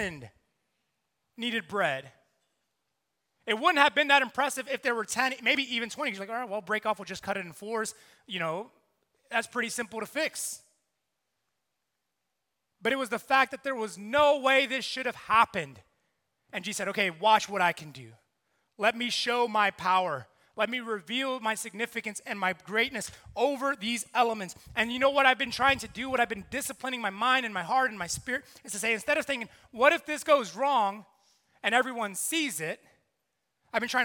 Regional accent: New York City, New York, United States; also born or lived in South Carolina; now in New York City, United States; I'm from New York. I'm half Puerto Rican, half Colombian.

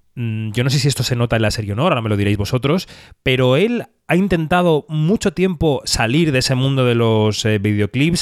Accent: Spain; somos españoles

